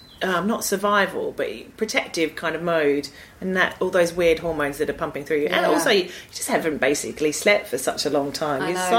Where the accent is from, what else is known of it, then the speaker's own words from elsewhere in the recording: Australia; moved away; I can say that as an Australian.